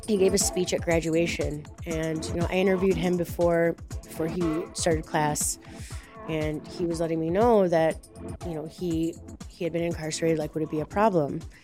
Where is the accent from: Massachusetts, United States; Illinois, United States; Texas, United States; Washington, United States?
Illinois, United States; Wilmette; now in Chicago, United States; I'm from Wilmette, but have been living in Chicago for over 20 years